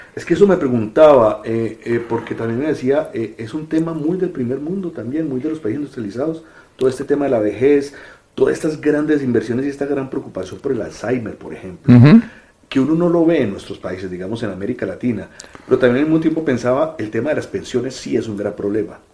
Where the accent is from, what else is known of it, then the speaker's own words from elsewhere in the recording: Colombia; yo soy colombiano